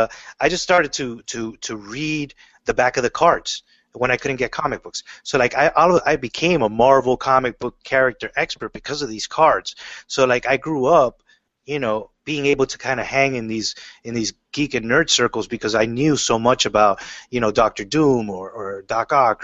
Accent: Miami, Florida, United States; as a kid, I grew up in Miami, Florida.

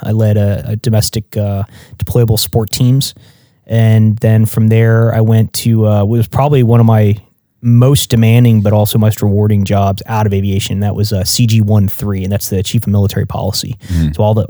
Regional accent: Pennsylvania, United States; moved away; So I'm from Pennsylvania originally

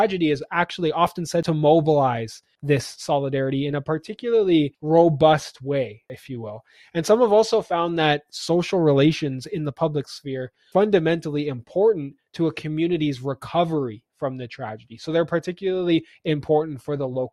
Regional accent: Canada

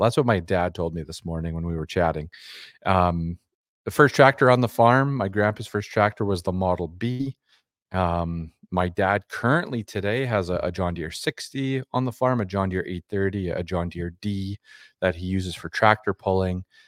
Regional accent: Dormy, Saskatchewan, Canada; a kid growing up in Dormy, Saskatchewan

